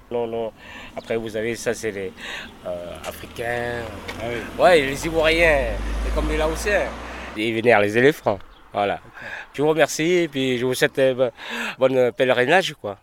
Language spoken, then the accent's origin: French; Laos; now in France; j'arrive du Laos